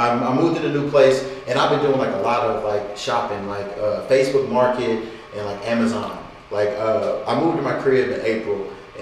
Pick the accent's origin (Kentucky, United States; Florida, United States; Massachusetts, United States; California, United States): Kentucky, United States; moved away as an adult; now in Los Angeles, United States; I'm from Kentucky. I started coming to LA when I was 19